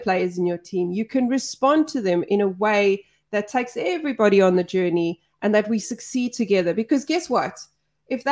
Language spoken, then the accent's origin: English; South Africa; I'm South African.